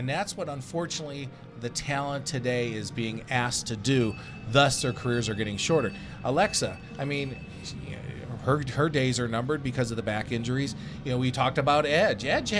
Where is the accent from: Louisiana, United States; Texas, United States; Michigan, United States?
Michigan, United States; Detroit; born there; now in Las Vegas, United States; But, you know, being Vegas, quote-unquote, born or lived here for 45 years now